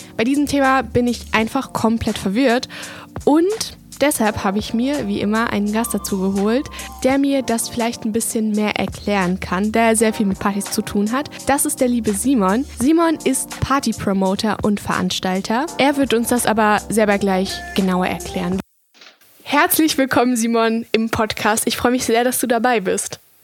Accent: Munich, Bavaria, Germany; wir kommen aus München

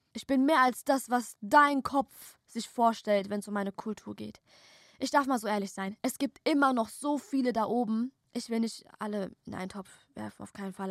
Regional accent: Germany; Tochter einer Perserin, Tochter eines Persers, geboren und aufgewachsen hier in Deutschland

